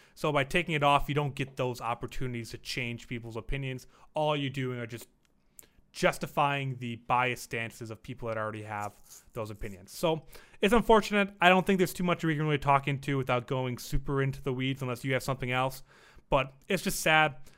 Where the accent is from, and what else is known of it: Las Vegas, Nevada, United States; born or raised there